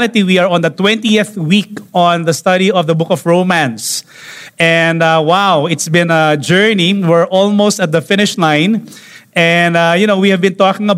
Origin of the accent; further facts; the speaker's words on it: Philippines; here in the Philippines